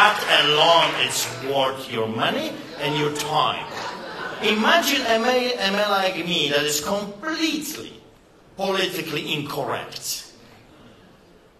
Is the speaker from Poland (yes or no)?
yes; Poland; now in Canada; just believe my accent. I know what I'm talking about. You see, I grew up behind the Iron Curtain